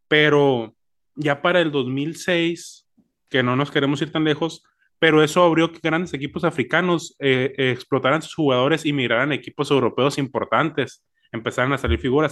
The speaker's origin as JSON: {"language": "Spanish", "country": "Mexico", "said": "uno como mexicano"}